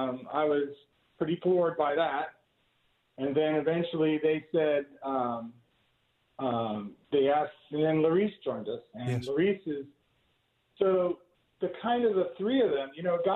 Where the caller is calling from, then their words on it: Camp Atterbury, Indiana, United States; Camp Atterbury, Indiana.